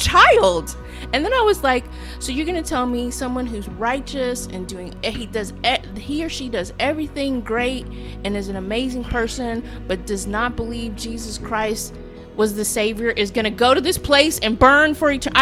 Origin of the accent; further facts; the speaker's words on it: Houston, Texas, United States; I grew up in Houston, Texas